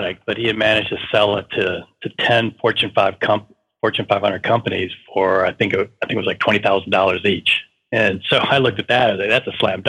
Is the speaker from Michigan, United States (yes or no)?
yes; Detroit, Michigan, United States; I'm from Detroit.